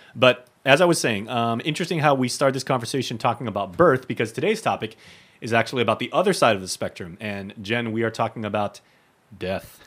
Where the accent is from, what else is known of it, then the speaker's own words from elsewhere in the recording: Guam; both of us growing up on Guam